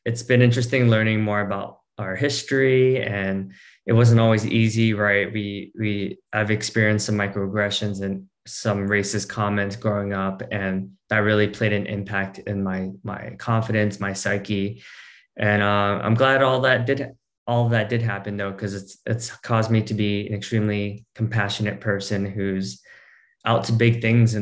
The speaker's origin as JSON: {"language": "English", "region": "New Jersey", "country": "United States", "tie": "born or raised there", "said": "I was born in New Jersey."}